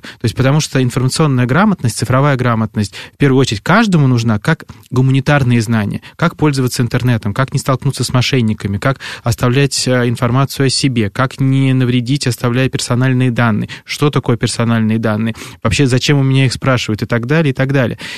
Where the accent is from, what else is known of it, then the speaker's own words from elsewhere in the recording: Podolsk, Moscow Oblast, Russia; moved away; я родился в Подольске, это в Подмосковье